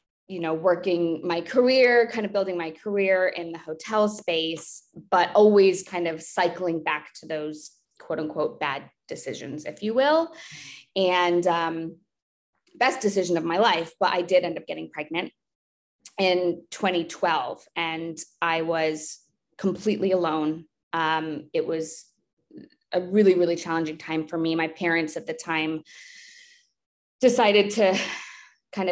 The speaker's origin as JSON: {"language": "English", "region": "East Coast", "country": "United States", "moved": "as an adult", "lives_now": "Texas, United States", "said": "I moved from the East Coast. I'm an East Coast girl myself."}